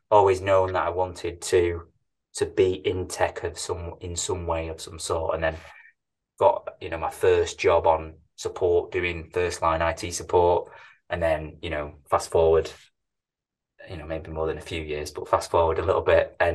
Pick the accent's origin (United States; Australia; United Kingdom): United Kingdom; Manchester, North West England; born and bred in manchester as you can probably tell by my, by my accent